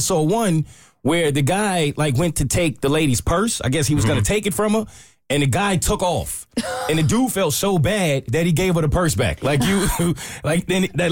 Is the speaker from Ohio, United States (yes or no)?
no; New York, United States; moved away; I'm from New York.